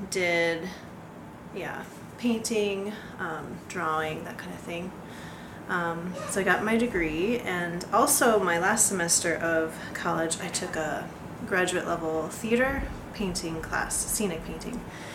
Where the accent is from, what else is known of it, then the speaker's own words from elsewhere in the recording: Southern Iowa, United States; also born or lived in Ames, Iowa; But I am originally from Southern Iowa, grew up in a Christian home. So I live in Ames.